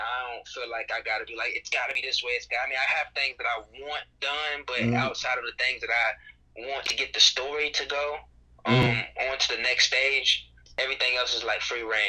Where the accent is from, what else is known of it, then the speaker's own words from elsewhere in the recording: High Point, North Carolina, United States; High Point, North Carolina.